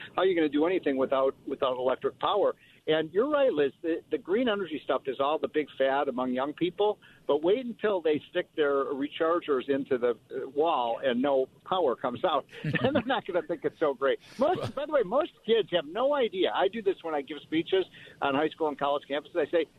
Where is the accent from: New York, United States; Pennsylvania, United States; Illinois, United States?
Illinois, United States; Chicago; I'm from Illinois, the Chicago area.